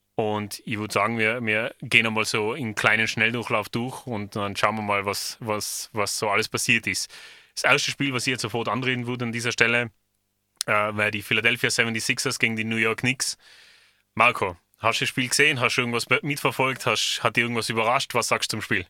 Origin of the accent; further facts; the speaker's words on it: Austria; bei uns in Österreich